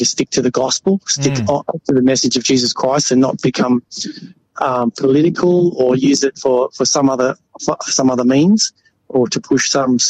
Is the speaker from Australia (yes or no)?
yes; Brisbane, Queensland, Australia; I'm from Brisbane